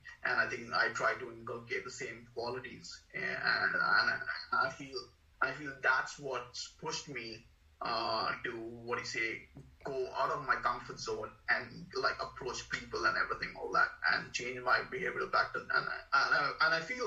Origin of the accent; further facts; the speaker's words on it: India; moved away as an adult; also born or lived in Mumbai / Wollongong / Sydney / Perth; now in Australia; I moved from India to Australia